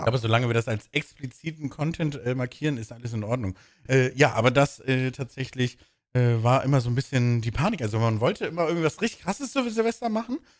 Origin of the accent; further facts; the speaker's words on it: Bremen, Germany; moved away; in der Heimat, wo ich herkomme, in Bremen